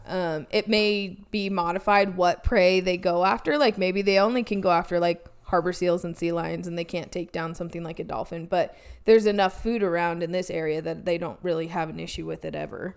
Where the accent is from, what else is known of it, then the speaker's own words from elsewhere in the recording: Oregon, United States; now in California, United States; growing up in Oregon